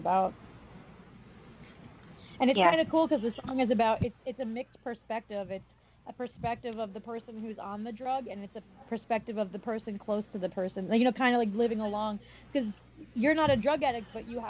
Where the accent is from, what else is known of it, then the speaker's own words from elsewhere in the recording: East Coast, United States; I come from the East Coast